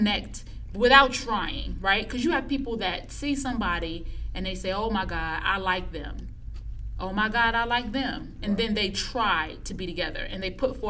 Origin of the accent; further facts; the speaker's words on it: Illinois, United States; I'm from Illinois